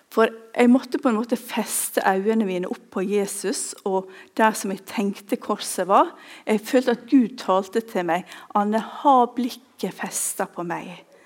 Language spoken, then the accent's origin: Norwegian; Ulsteinvik, Møre og Romsdal, Norway; moved away; Jeg kommer fra Ulsteinvik